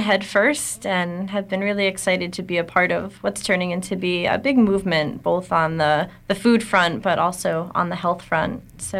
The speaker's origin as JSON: {"language": "English", "region": "New Jersey", "country": "United States", "tie": "born or raised there", "moved": "as an adult", "lives_now": "Maine, United States", "said": "been here in Maine just over a month, or almost 2 months, I guess. And I actually grew up in New Jersey"}